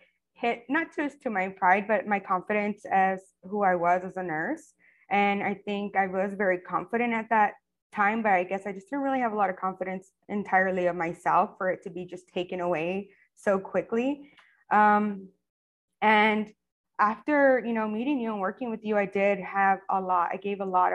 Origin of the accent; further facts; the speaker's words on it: El Paso, Texas, United States; moved away as an adult; now in Clearwater, United States; I am originally from El Paso, Texas. And I've been living here in Florida for almost 10 years.